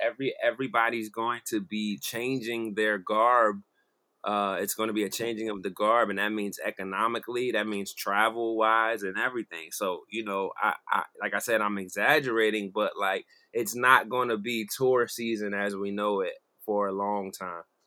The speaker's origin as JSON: {"language": "English", "area": "Philadelphia area", "region": "New Jersey", "country": "United States", "moved": "as an adult", "lives_now": "Delaware, United States", "said": "I'm from South Jersey, Philadelphia area"}